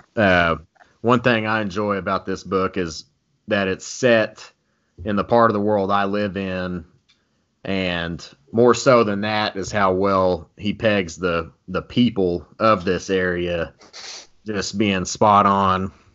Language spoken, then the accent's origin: English; Texas, United States; I'm from Texas, still reside in Texas.